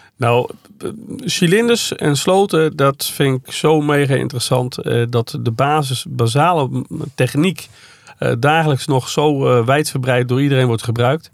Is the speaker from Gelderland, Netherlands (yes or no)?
no; Veenendaal, Utrecht, Netherlands; Waar ik vandaan kom, Venendaal